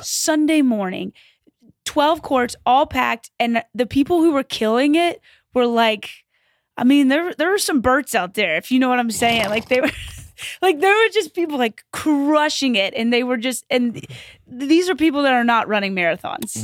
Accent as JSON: {"language": "English", "town": "Louisville", "region": "Kentucky", "country": "United States", "tie": "born or raised there", "said": "I grew up in Kentucky"}